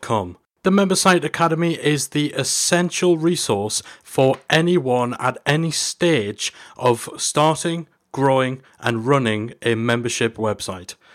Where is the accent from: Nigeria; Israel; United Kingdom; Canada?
United Kingdom; here in my home country, in London.